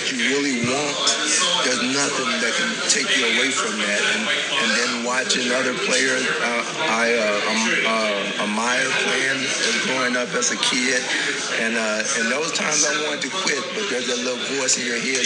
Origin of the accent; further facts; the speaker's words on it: Texas, United States; growing up in Texas